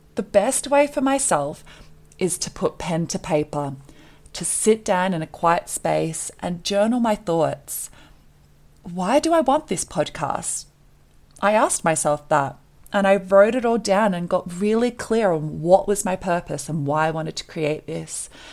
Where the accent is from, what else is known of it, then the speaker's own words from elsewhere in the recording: Australia; moved away as an adult; now in Colorado, United States; I was born and raised in Australia